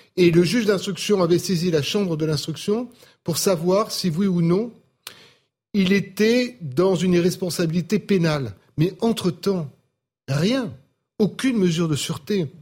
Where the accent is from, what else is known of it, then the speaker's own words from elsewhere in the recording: Marseille, Provence-Alpes-Côte d'Azur, France; je suis Marseillais comme Karim